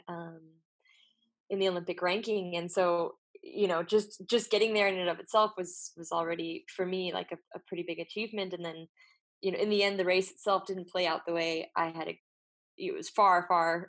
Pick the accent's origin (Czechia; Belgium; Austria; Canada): Belgium; also born or lived in United States; now in Brussels, Belgium; I moved back to Belgium after finishing my studies in the US. So I'm Belgian American.